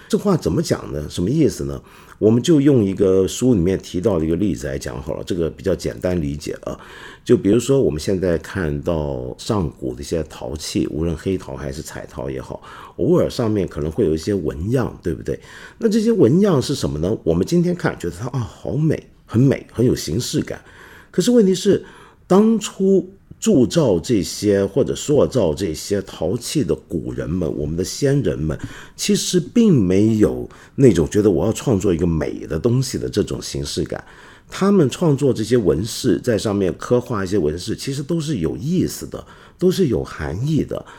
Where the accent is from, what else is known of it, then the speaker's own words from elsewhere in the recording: China; 来关心我们中国人都该关心的大事儿。